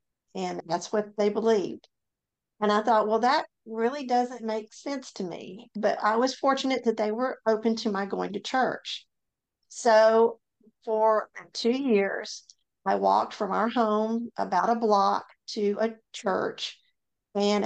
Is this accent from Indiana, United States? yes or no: no; Memphis, Tennessee, United States; moved away as an adult; now in North Mississippi, United States; I grew up in Memphis, Tennessee.